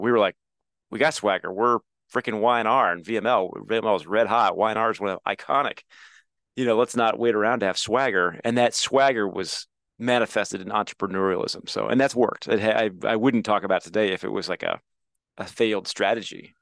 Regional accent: Midwest, United States; I feel so lucky to live where I grew up

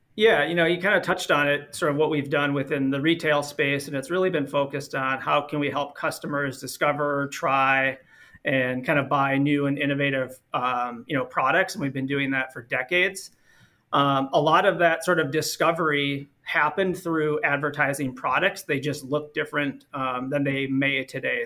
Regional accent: Minnesota, United States; born and raised in Minnesota

